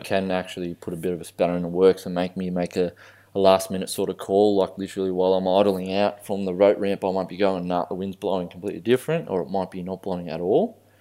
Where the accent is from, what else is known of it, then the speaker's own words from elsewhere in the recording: Australia; I'm Australian born